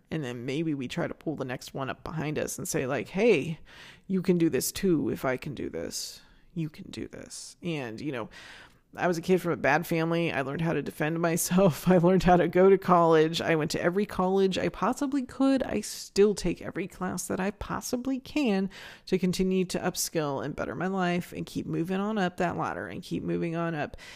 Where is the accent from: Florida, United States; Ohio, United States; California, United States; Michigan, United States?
California, United States; Northern; moved away as an adult; now in Phoenix, United States; when I was in my, my late teens growing up in Northern California